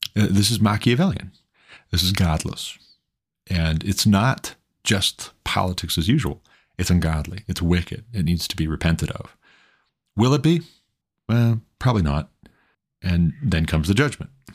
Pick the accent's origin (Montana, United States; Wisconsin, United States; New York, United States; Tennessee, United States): Montana, United States; Montana, my home state